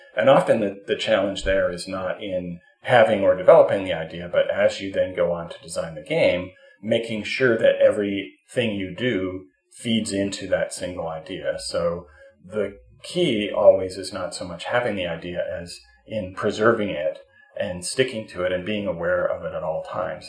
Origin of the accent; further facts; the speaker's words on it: Canada; I'm a Canadian